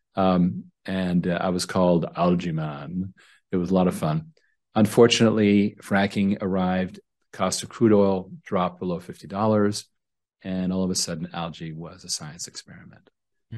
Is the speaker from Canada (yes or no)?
yes; Canada; I was born in Canada